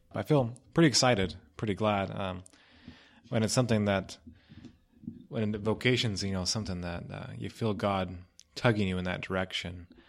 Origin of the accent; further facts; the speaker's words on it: Cottonwood, Idaho, United States; moved away; Cottonwood, Idaho is my town. Uh, that's where I grew up.